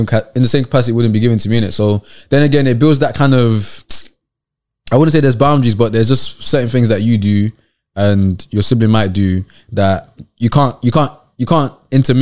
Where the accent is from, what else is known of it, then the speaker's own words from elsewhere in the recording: Ibadan, Oyo, Nigeria; now in United Kingdom; I was born in Ibadan, but my parents are actually from Lagos.